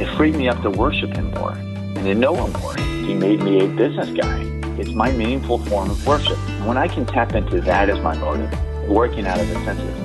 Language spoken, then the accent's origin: English; Baltimore, Maryland, United States; moved away as an adult; also born or lived in Delaware / North Carolina; now in California, United States; I grew up in Baltimore, Maryland